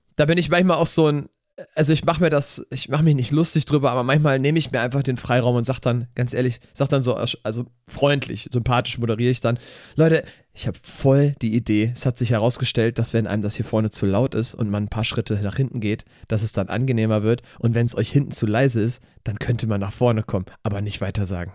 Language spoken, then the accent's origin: German; Cologne, North Rhine-Westphalia, Germany; Dreigestirn haben wir bei uns in Köln